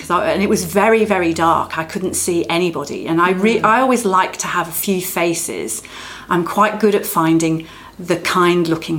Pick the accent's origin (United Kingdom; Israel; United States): United Kingdom; England; accent: English; now in Australia; my English accent